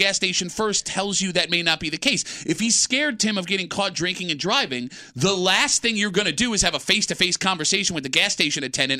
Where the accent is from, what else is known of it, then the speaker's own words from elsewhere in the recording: Gates, New York, United States; growing up in Gates.